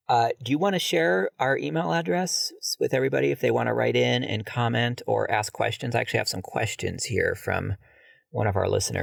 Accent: Ohio, United States; born there; But I was born in Ohio, so I was born in 72.

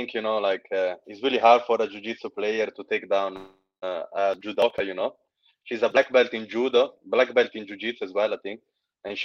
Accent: Eritrea; now in Manchester, United Kingdom; I'm from I'm an African, in Eritrean, but I'm living in Manchester, in England.

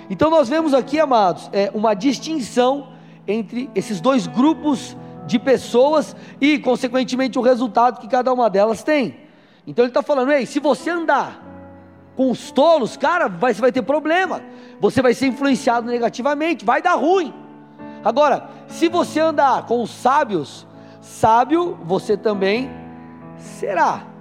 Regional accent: São Paulo, Brazil; moved away as an adult; Eu eu sou paulistano, nasci em São Paulo, capital, fiquei até meus 23 anos lá e mudei para o Paraná.

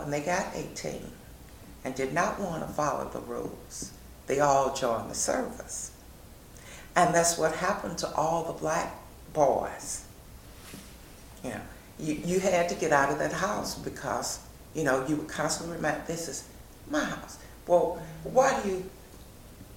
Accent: St. Louis, Missouri, United States; we came from Carr Square Village where all the utilities were included

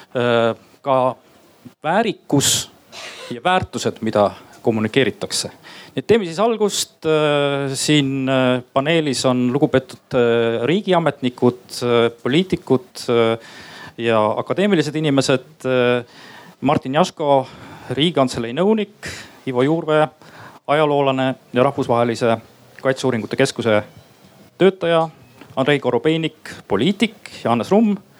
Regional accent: Estonia; ma olen lihtsalt üks Eesti inimene

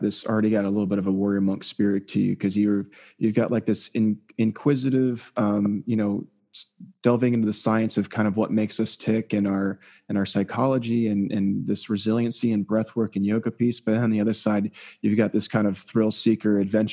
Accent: South Florida, United States; I grew up in South Florida

